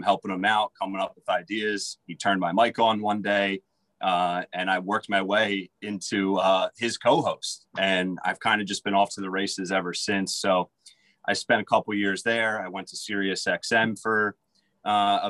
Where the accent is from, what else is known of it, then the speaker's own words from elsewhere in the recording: Philadelphia, Pennsylvania, United States; also born or lived in West Virginia; I was born in Philadelphia